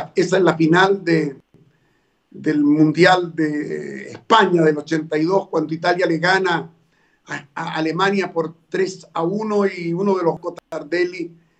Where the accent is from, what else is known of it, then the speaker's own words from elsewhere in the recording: Chile; yo soy chileno, soy nacido en Chile y siento a Chile como lo más importante